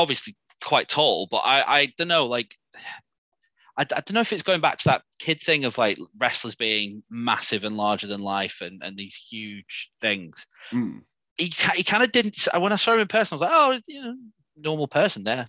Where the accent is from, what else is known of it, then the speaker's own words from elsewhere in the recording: Morecambe, North West England, United Kingdom; now in Plymouth, United Kingdom; Morecambe, which is, it's my hometown.